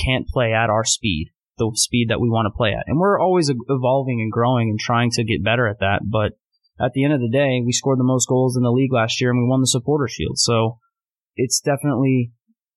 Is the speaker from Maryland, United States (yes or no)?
no; Winter Park, Florida, United States; moved away as an adult; now in New York City, United States; I grew up in a small town in Florida called Winter Park, right outside Orlando.